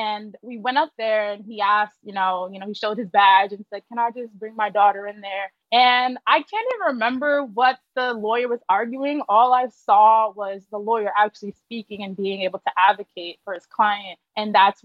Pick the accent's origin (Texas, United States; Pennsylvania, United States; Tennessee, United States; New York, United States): New York, United States; New York City; I'm from Harlem specifically